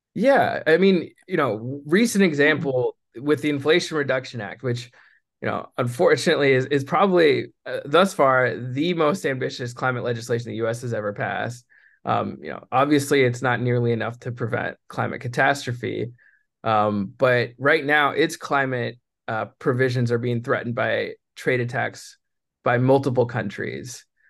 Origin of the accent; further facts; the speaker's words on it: San Francisco, California, United States; I was born in San Francisco